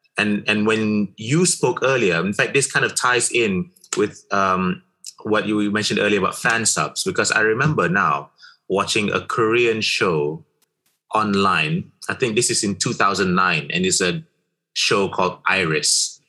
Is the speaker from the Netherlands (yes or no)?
no; Malaysia; English is a second language; I'm a Malaysian and we can do this thing here